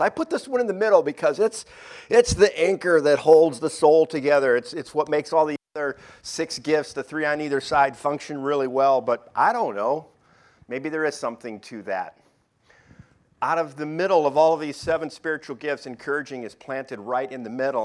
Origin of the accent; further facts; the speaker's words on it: Detroit, Michigan, United States; moved away; I'm from Detroit